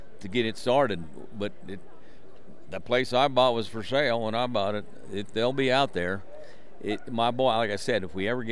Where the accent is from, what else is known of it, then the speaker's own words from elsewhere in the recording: Garland, Utah, United States; I grew up in Tremont and Garland, Utah, in Box Elder County